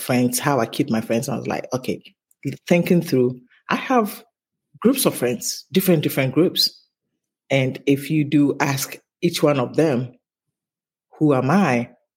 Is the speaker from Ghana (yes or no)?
yes; Takoradi, Western Region, Ghana; moved away as an adult; also born or lived in Tema, Ghana; now in United States; we grew up in Takoradi first